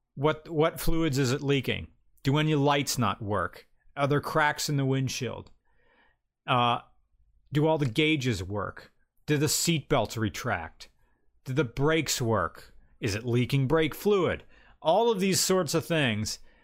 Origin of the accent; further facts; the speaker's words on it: United States; we're American.